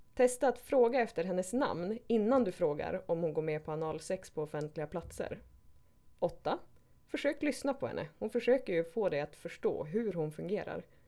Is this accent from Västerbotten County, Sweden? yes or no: yes; Skellefteå, Västerbotten County, Sweden; now in Stockholm, Sweden; Jag är 36, kommer från Skellefteå Bor i Stockholm idag.